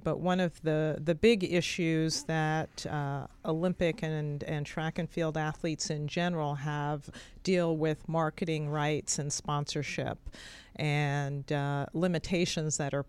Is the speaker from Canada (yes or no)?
yes; London, Ontario, Canada; also born or lived in New York City, United States; I grew up in London, Canada, and New York City.